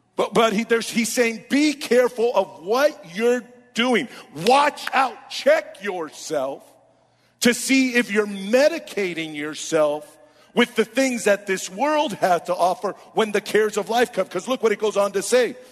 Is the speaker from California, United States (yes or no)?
yes; Oakland, California, United States; I was born and raised in Oakland